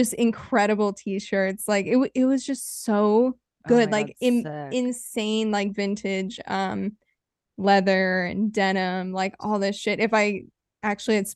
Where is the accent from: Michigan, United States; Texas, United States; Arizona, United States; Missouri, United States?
Arizona, United States; moved away; I'm from Arizona